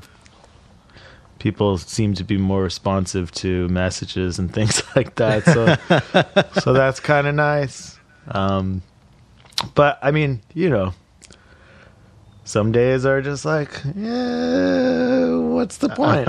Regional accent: Dallas, Texas, United States; moved away as an adult; also born or lived in San Marcos, Texas; now in Austin, United States; I grew up in Dallas

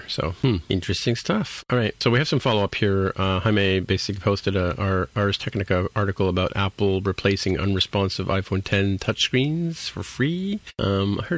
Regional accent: Canada; also born or lived in Toronto; I'm a Canadian

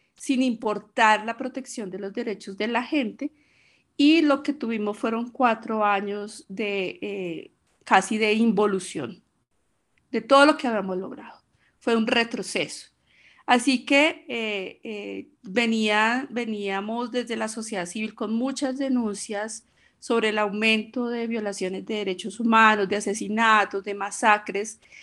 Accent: Bogotá, Colombia; soy colombiana, bogotana, 50 eh, años

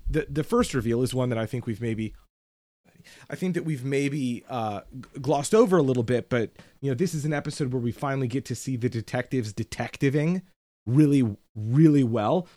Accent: United States; as an American

